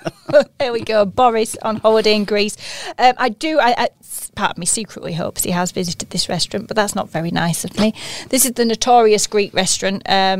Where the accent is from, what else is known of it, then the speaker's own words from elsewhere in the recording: Yorkshire and the Humber, United Kingdom; as a Yorkshire lass